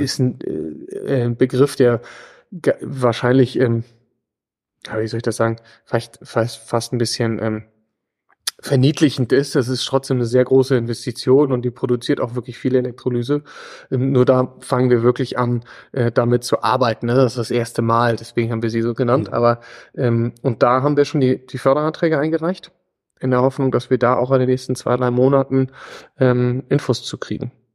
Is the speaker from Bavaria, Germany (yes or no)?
no; Gödens, Lower Saxony, Germany; also born or lived in Hamburg / East Germany / Vienna / London; bin aus Gödens, bin in, in Hamburg geboren, in, in teilweise in Ostdeutschland aufgewachsen